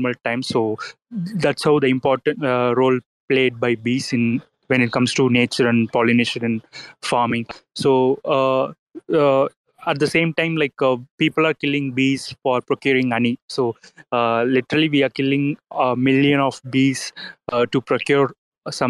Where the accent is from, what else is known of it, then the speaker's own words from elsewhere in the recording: India; we are from India is a farming country